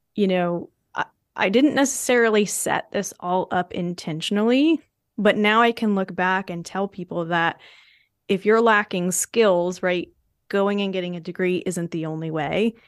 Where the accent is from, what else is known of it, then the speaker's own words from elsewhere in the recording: New Hampshire, United States; my home state school